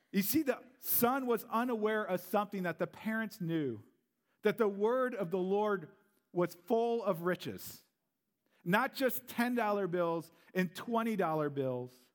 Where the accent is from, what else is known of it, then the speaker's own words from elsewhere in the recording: Missouri, United States; moved away as an adult; also born or lived in St. Louis; now in Green Bay, United States; I am a Southern Belle. I'm from Missouri, or Misery